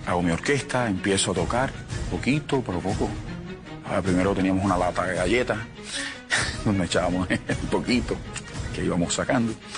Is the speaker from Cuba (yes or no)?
yes; Cuba; moved away as an adult; also born or lived in Miami / Colombia; mi país, eh, Cuba